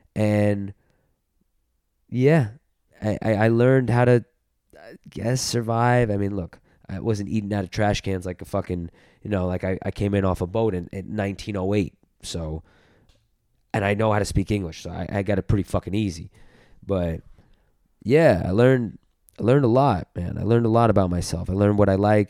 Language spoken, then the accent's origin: English; New York City, New York, United States; also born or lived in Los Angeles; in L A, like, being a New Yorker